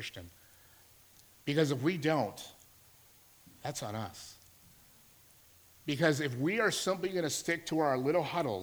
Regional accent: Alberta, Canada; moved away as an adult; I'm from Alberta. Just moved here to work at a church.

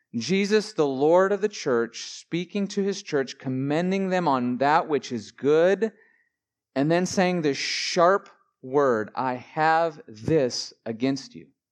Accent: Billings, Montana, United States; I grew up in Billings, Montana

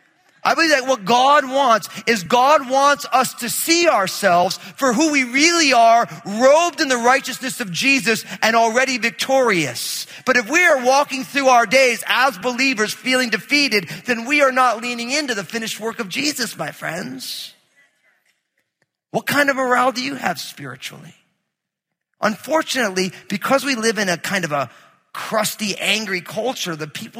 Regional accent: New Jersey, United States; I grew up in New Jersey

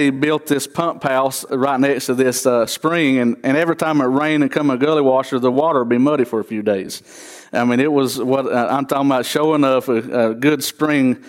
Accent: Trap Hill, North Carolina, United States; I was raised in Trap Hill, North Carolina

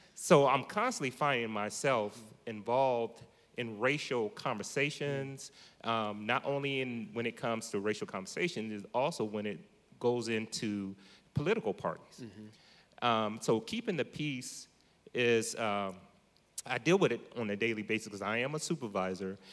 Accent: Columbus, Ohio, United States; moved away as an adult; now in Modesto, United States; I'm from Columbus, Ohio, originally. moved here to Modesto probably about six and a half years ago

